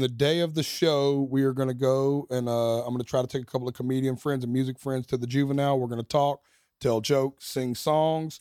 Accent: Nashville, Tennessee, United States; first arena headline in my hometown

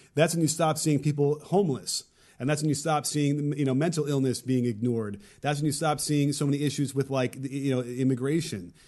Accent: Chicago, Illinois, United States; I grew up in Chicago

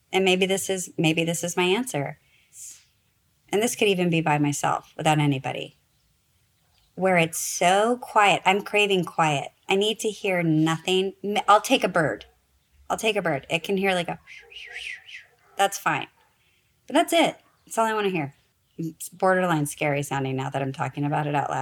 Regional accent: Nebraska, United States; now in Los Angeles, United States; I'm from Nebraska. We have very long, hard winters.

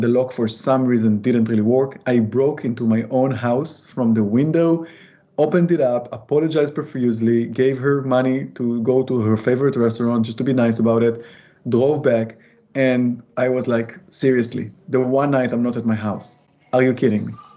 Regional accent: Israel; moved away; I am from Israel

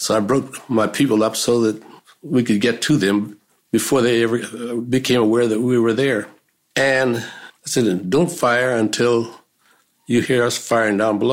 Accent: Bakersfield, California, United States; moved away as an adult; also born or lived in Los Angeles; when I left Bakersfield, my hometown, I came down to Los Angeles

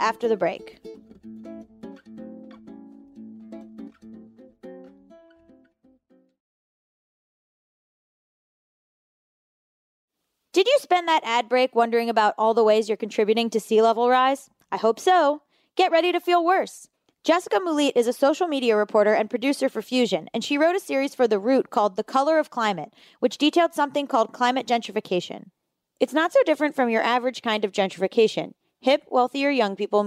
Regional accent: South Florida, United States; moved away; I'm from South Florida, and my parents still live there

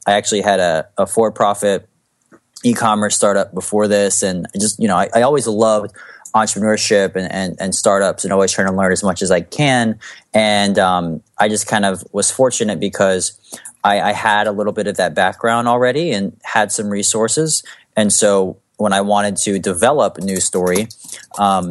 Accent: United States; I was born in America

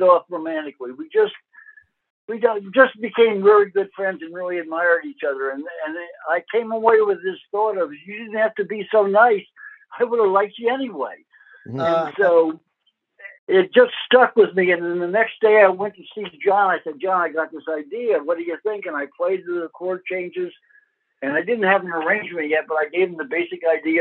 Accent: New York, United States; I grew up in New York.

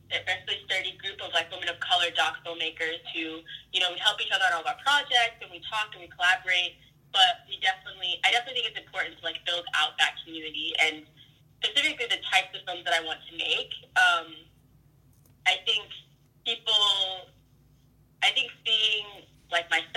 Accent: Oklahoma, United States; moved away as an adult; also born or lived in Ithaca, New York; now in Brooklyn, United States; I grew up in Oklahoma

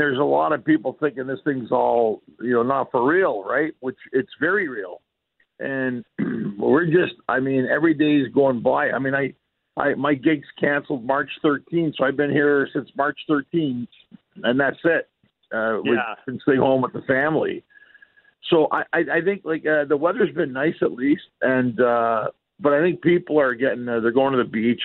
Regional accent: Canada; moved away as an adult; now in Los Angeles, United States; a Canadian living in La La Land

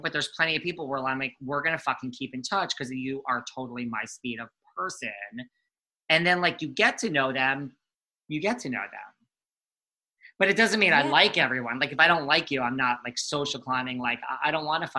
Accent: New York, United States; accent: New York; I'm from New York

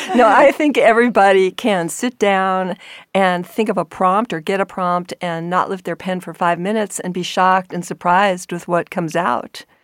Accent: New York, United States; I grew up in New York

